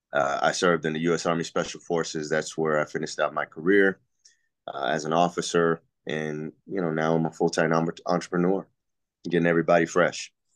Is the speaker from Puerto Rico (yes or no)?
yes; Puerto Rico; now in Texas, United States; I'm from Puerto Rico originally, so I am an I, I am the original island boy